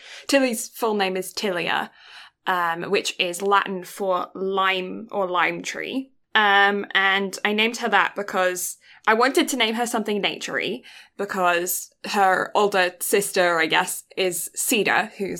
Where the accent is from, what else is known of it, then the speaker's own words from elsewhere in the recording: Canterbury, South East England, United Kingdom; born there; I was born in England, in Canterbury. There is a line of lime trees round by the cathedral.